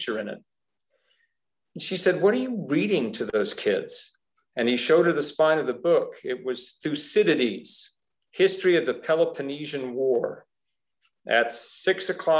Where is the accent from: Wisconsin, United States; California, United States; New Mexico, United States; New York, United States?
New York, United States; New York City; I grew up in New York City